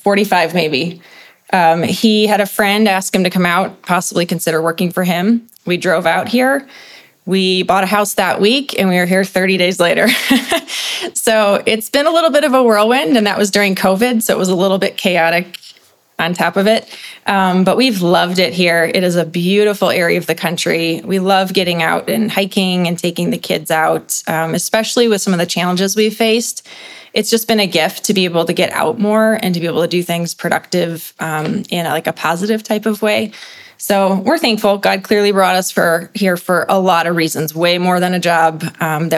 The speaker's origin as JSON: {"language": "English", "town": "Chicago", "region": "Illinois", "country": "United States", "tie": "born or raised there", "moved": "as an adult", "lives_now": "Colorado, United States", "said": "I'm from Chicago area"}